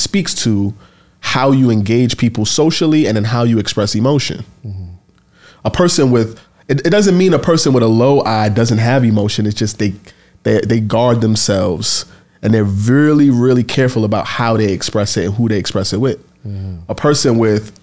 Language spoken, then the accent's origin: English; New York City, New York, United States; I grew up in the Bronx, the crack era in the projects